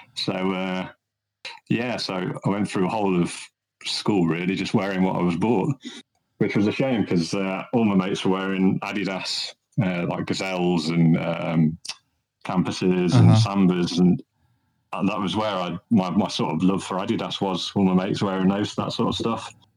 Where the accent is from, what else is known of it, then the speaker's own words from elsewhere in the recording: Midlands, United Kingdom; I'm from the Midlands, so uh, I live in a, uh-huh. in a in a county town